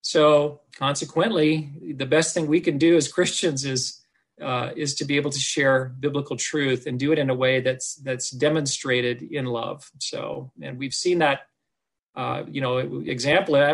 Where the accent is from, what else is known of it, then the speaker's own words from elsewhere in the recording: Oregon, United States; I was born and raised in Oregon